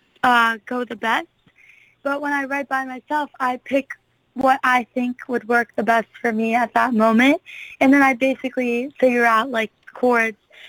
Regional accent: West Palm Beach, Florida, United States; I'm from West Palm Beach

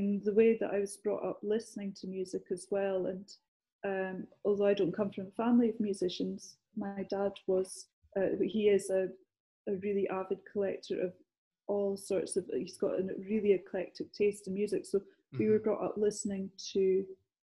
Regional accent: Scotland, United Kingdom; accent: Scottish; moved away; I'm Scottish. And a lot of the time people will say, well, do you work down here? Because I haven't lost my accent

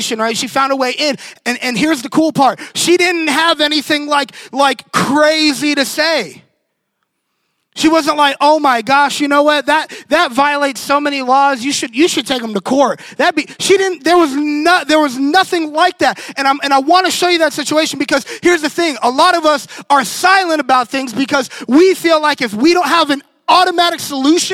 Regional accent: Orlando, Florida, United States; moved away; I'm from Orlando, and our church is actually like 2 miles from Pulse nightclub

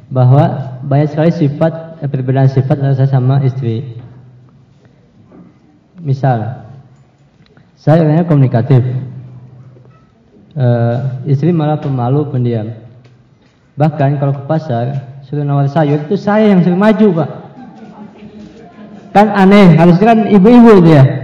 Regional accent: Kendari, Southeast Sulawesi, Indonesia; also born or lived in Yogyakarta; Saya dari Sulawesi Kendari, bukan asli sana, cuman besar di sana.

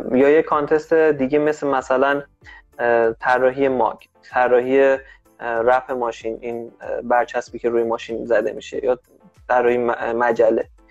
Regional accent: Iran; ما که ایرانی هستیم

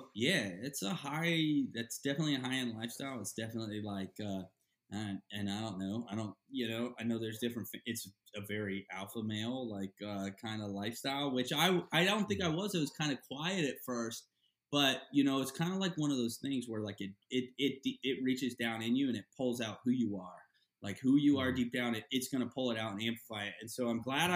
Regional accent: Florida, United States; growing up in Florida at the Sportsman Marina and Lodge

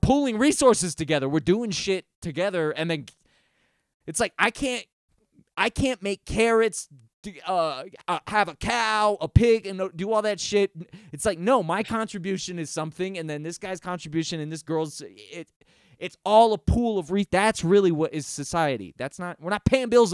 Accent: United States; I'm an American

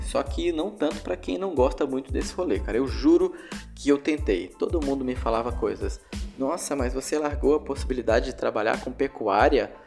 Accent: Ariquemes, Rondônia, Brazil; lá na minha cidade, em Ariquemes, Rondônia

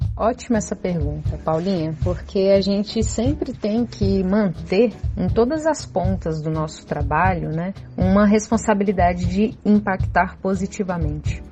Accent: Brasília, Federal District, Brazil; Eu sou nascida e criada aqui em Brasília

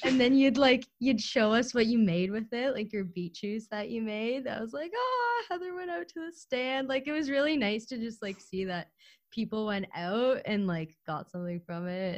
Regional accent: Ukraine; moved away; I was born in Ukraine

